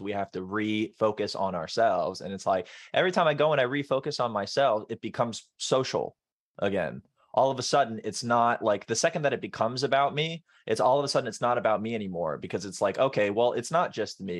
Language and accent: English; Florida, United States; I grew up in Florida